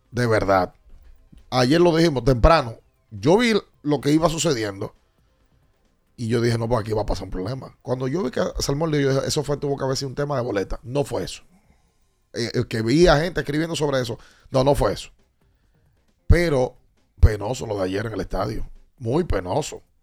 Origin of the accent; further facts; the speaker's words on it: Dominican Republic; Como típico dominicano, todo el mundo sabe por qué, aunque no sepa, y cómo, aunque no sepa.